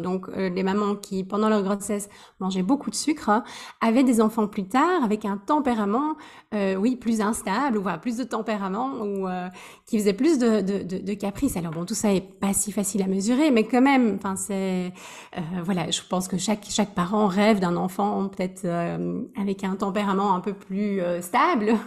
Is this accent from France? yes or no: no; Belgium; moved away as an adult; also born or lived in Switzerland; now in Amsterdam, Netherlands; je suis euh, belge. ça fait 13 ans que j'ai quitté la Belgique